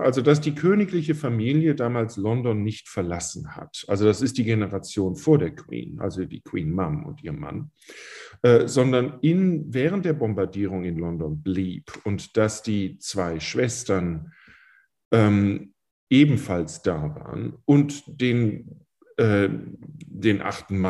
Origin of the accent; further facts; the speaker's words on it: Germany; now in England, United Kingdom; Äh, ich bin Deutsche, ich bin, ich bin Brite, ich habe einen britischen Pass. Ich bin Engländer, ich wohne nämlich hier seit 20 Jahren